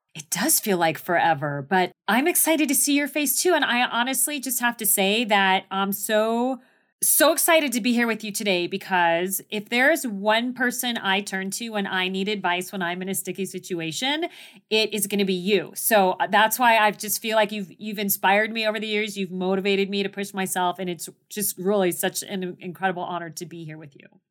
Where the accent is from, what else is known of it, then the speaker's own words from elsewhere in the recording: Phoenix, Arizona, United States; I was born and raised in Phoenix, Arizona.